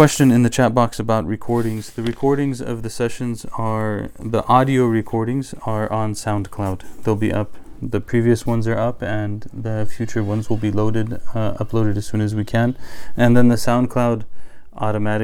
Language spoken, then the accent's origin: English; United States; we're American by culture